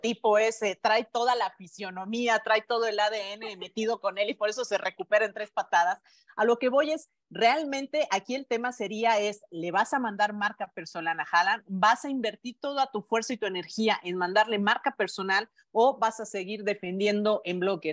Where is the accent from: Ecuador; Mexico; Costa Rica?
Mexico; todos como mexicanos